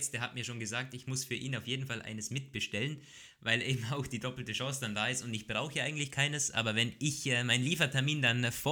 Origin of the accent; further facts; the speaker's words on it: Austria; bei uns in Österreich